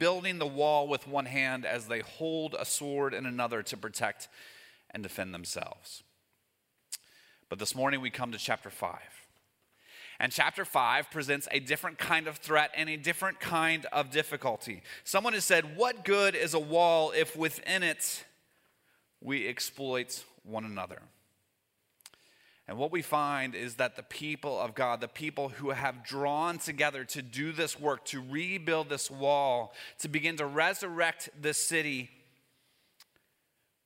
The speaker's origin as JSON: {"language": "English", "region": "Northern Kentucky", "country": "United States", "tie": "born or raised there", "moved": "yes", "said": "I grew up in Northern Kentucky"}